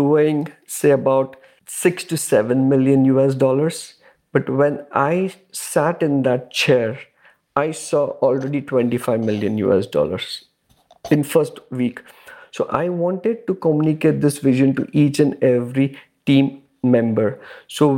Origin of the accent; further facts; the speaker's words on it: India; also born or lived in Dubai, United Arab Emirates; now in Canada; Originally, I'm from India, and I have three kids